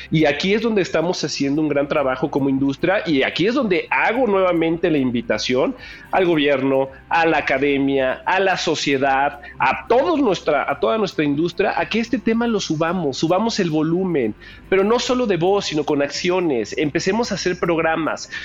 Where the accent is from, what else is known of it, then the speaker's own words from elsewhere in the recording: Mexico; como mexicano